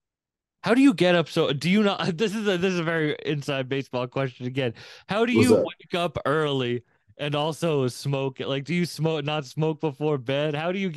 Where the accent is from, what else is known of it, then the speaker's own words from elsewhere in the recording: Massachusetts, United States; I'm in Massachusetts. I'm from Massachusetts